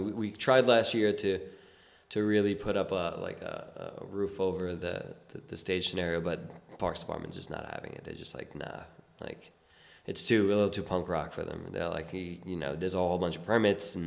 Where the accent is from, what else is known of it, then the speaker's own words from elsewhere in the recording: New York City, New York, United States; I was born and raised in South Brooklyn